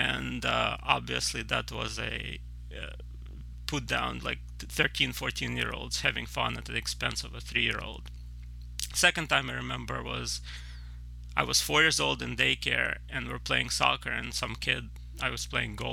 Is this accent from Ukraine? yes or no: yes; Kyiv, Ukraine; moved away; I grew up in Kiev